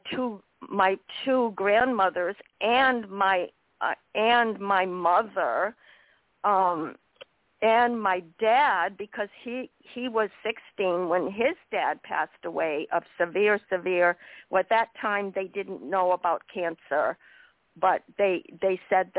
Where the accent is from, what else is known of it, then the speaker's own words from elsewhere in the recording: Hadley, Massachusetts, United States; moved away; I grew up in Hadley, Massachusetts.